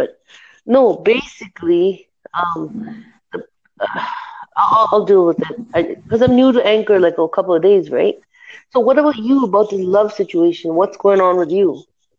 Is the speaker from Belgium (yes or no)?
no; Canada; I'm from Canada.